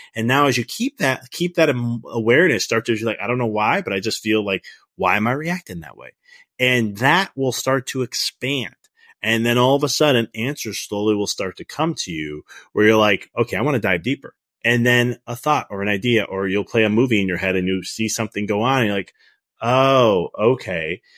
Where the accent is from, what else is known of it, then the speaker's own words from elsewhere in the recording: Chicago, Illinois, United States; moved away as an adult; also born or lived in Dallas; I'm from Chicago